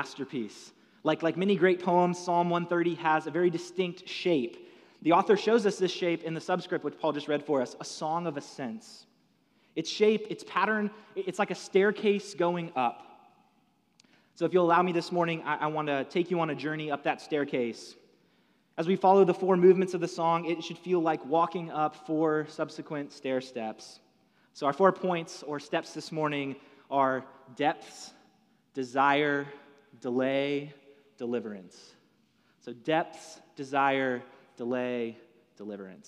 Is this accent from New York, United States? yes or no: no; Atlanta, Georgia, United States; I'm from Atlanta